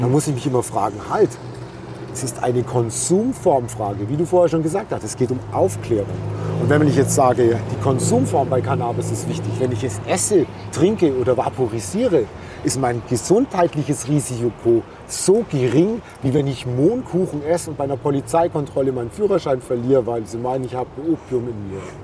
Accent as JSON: {"language": "German", "region": "Bavaria", "country": "Germany", "said": "ich komme aus Bayern"}